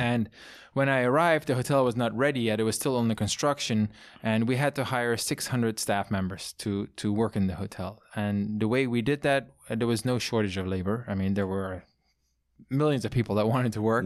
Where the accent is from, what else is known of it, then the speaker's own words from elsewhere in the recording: southernmost part of the Netherlands, Limburg, Netherlands; English is a second language; moved away as an adult; also born or lived in France / China / New York; now in Napa Valley, United States; the part where I grew up and was born is the, the most southern, eastern part, which is a hilly part.